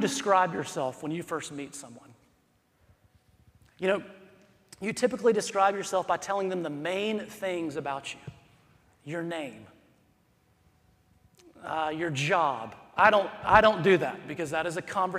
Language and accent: English; South Carolina, United States; I'm from South Carolina